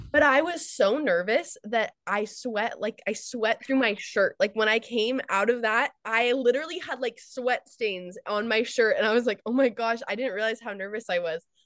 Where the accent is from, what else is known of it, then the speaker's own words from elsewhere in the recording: United States; I'm American